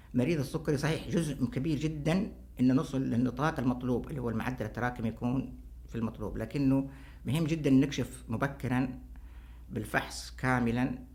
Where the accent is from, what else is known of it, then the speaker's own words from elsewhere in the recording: Saudi Arabia; عندنا في السعودية